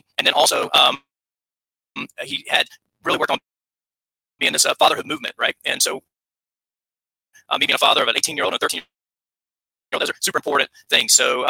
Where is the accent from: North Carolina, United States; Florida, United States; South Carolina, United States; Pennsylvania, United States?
South Carolina, United States; accent: Southern; Born and raised in South Carolina. So a long way away from home. I haven't lived in my hometown in over 18 years.